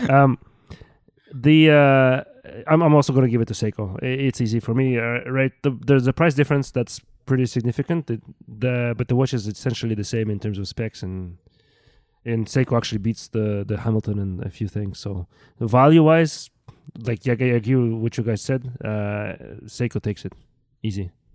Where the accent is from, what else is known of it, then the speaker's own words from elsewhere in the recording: Russia; moved away; I grew up in Russia